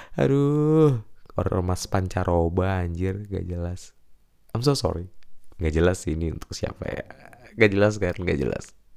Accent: Jakarta, Indonesia; Gua kecil di Jakarta sih, jadinya kayak nggak dapet logat Tegal

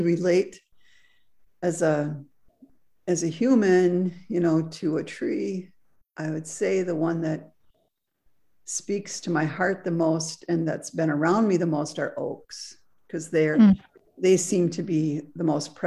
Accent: Wisconsin, United States; moved away as an adult; also born or lived in Frankfurt, Germany; now in Southern Oregon, United States; it took me, you know, 55 years to learn the trees in Wisconsin

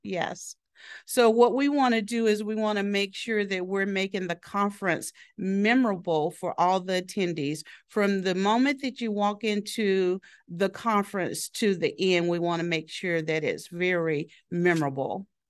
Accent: Southeastern Oklahoma, United States; moved away as an adult; also born or lived in Florida; I was born and raised in Oklahoma, a small town in Tallahassee, Southeastern Oklahoma

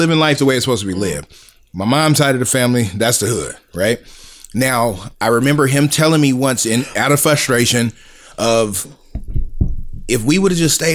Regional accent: San Diego, California, United States; now in Pacific Northwest, United States

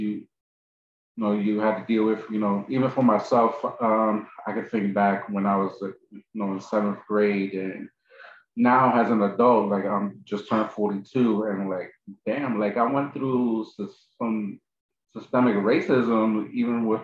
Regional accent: New York City, New York, United States; I was born in Lincoln, went to Alfred E. Smith High School in the Bronx

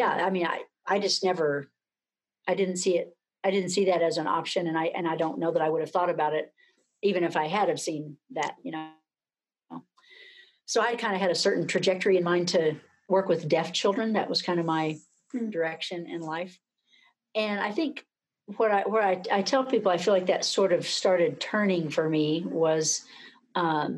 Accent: Hobbs, New Mexico, United States; now in Manhattan, Kansas, United States; currently I'm quarantined in Hobbs, New Mexico, which is my hometown

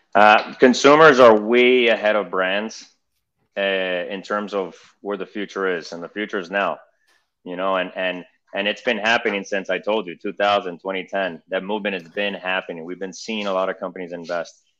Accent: Miami, Florida, United States; I'm a second generation Argentinian. I was born here in Miami, um, English speaking, bilingual, fully bilingual

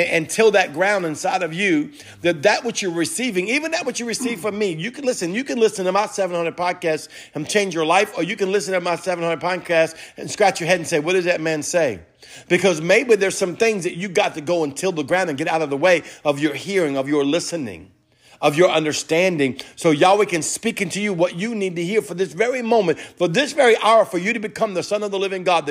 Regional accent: New Orleans, Louisiana, United States; we're from New Orleans

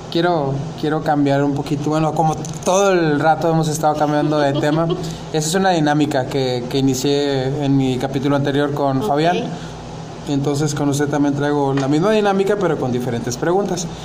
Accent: Mexico; como buen mexicano

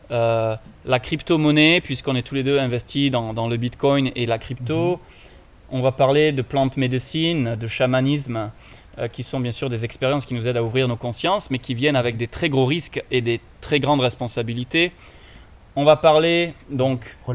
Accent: Montpellier, Occitania, France; Bah, moi je suis de Montpellier, dans le sud, 34, represent.

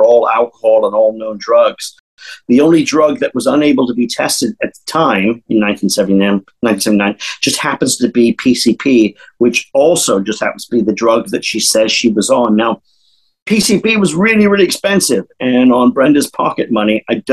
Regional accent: San Diego, California, United States; I'm from San Diego

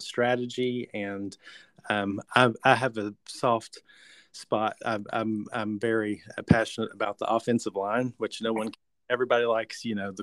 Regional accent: southwestern Virginia, United States; moved away; I am originally from the southwestern tip of Virginia, not to be confused with West Virginia

